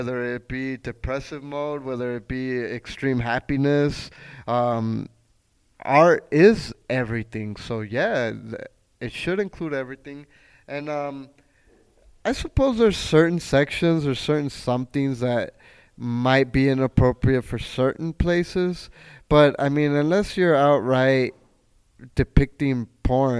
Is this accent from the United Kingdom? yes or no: no; Chihuahua, Mexico; now in El Paso, United States; I am from Chihuahua